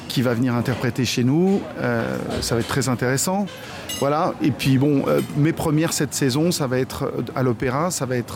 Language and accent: French; France; now in Saarbrücken, Germany; le répertoire français je suis français c'est bien normal que j'en fasse beaucoup euh, et j'espère que mes compatriotes euh, feront les 6 km qui nous séparent de sarbruck